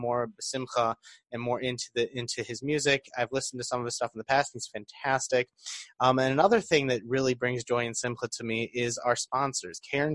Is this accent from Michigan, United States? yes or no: yes; Detroit, Michigan, United States; I'm from Detroit